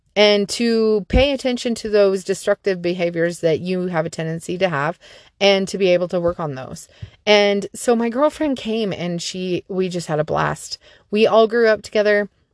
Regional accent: Salt Lake City, Utah, United States; I grew up down in Salt Lake City, and we lived in a cul-de-sac

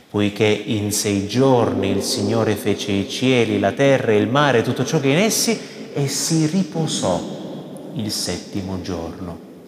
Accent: Veneto, Italy; E eh, sai, sono veneto, eh, ho parenti in Veneto, non li ho mai sentiti bestemmiare.

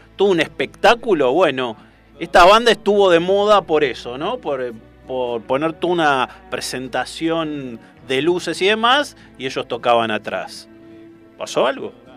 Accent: Hurlingham, Buenos Aires Province, Argentina; yo soy de Hurlingham.

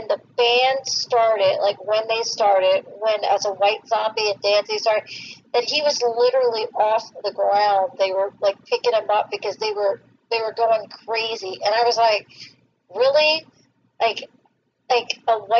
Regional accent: South Florida, United States; I grew up in South Florida

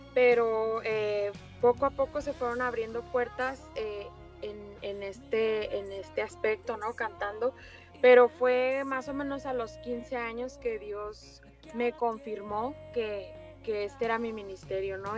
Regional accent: Ciudad Juárez, Chihuahua, Mexico; now in El Paso, United States; nacida en Ciudad Juárez, Chihuahua, México

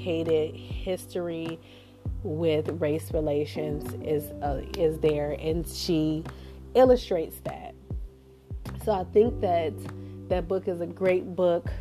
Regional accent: Cleveland, Ohio, United States; also born or lived in Houston, Texas; I'm a Cleveland girl. I was raised in Cleveland, born in Houston, raised in Cleveland.

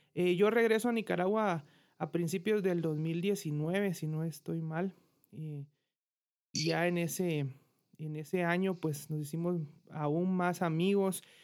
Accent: Guatemala City, Guatemala Department, Guatemala; yo soy de Guatemala, de la bella ciudad de Guatemala

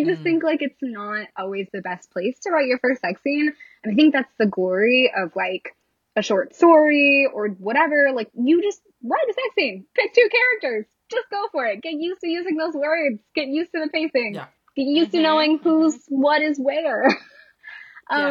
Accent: Lansing, Michigan, United States; I grew up in Michigan

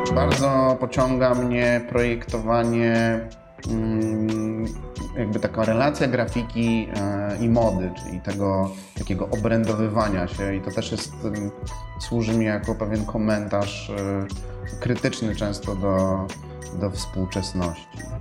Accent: Warsaw, Masovian Voivodeship, Poland; urodziłem się w Warszawie, mieszkam na Żoliborzu z moją rodziną

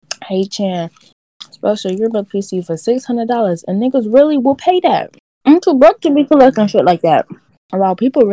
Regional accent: United States; I'm from America.

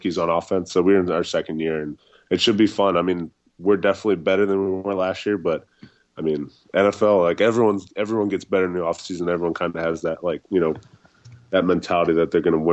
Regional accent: Annapolis, Maryland, United States; now in Jacksonville, United States; I was born in Annapolis, so I lived in Maryland for first, you know, half of my life, quarter of my life

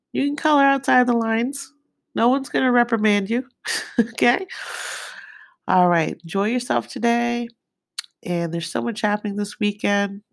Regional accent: Nakhon Ratchasima, Thailand; I was born in Kerat, which is North Carolina Sima in Thailand

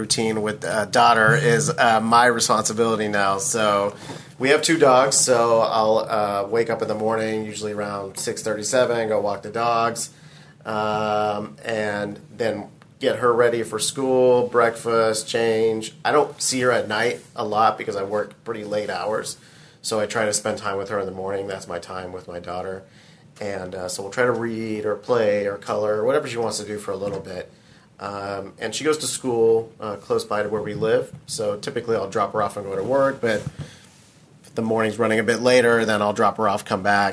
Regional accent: Houston, Texas, United States; We grew up here in Houston.

